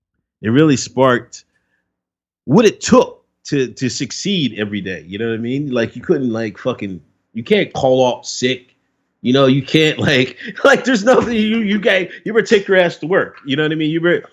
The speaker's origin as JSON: {"language": "English", "town": "Exton", "region": "Pennsylvania", "country": "United States", "tie": "born or raised there", "said": "I grew up in Exton, Pennsylvania. It's a little small town"}